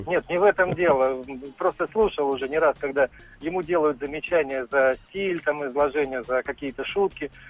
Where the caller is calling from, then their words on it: Moscow, Russia; Из Москвы.